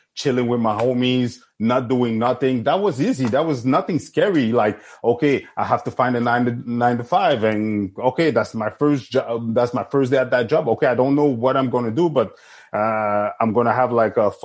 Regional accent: Montreal, Quebec, Canada; I grew up in Saint-Michel, Saint-Léonard with my friends

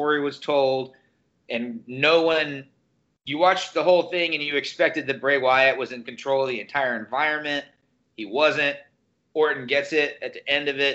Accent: Tennessee, United States; we're from Tennessee

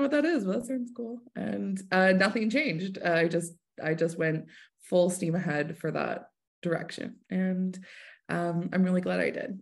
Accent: Hamilton, Ontario, Canada; moved away as an adult; now in Kingston, Canada; I'm originally from Hamilton

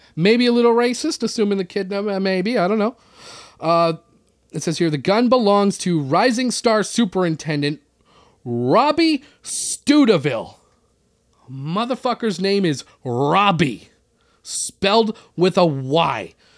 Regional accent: Canada; I'm from Canada where everybody plays hockey

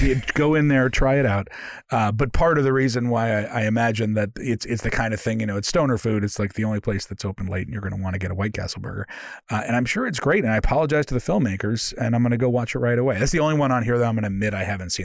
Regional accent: Oakland, California, United States; moved away as an adult; now in United Kingdom; I grew up in Oakland, California

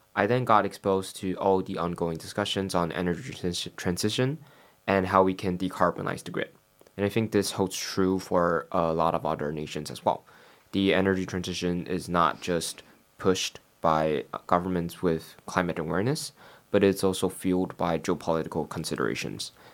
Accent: Taiwan; moved away as an adult; now in London, United Kingdom; I'm from Taiwan

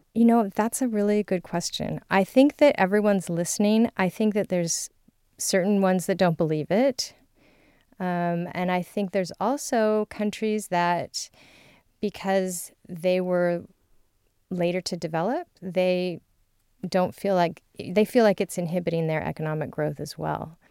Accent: California, United States; I'm from California

